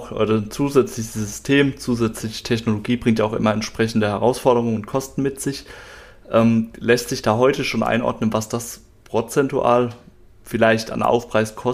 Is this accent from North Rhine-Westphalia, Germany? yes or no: no; Mannheim, Baden-Württemberg, Germany; kannte das jetzt auch bei uns hier in Mannheim oder Mannheimer Umfeld, wo ich herkomme.